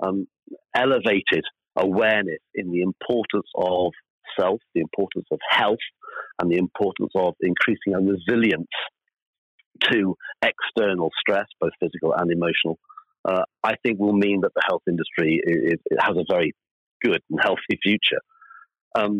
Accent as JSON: {"language": "English", "region": "Wales", "country": "United Kingdom", "moved": "yes", "said": "I'm Welsh originally"}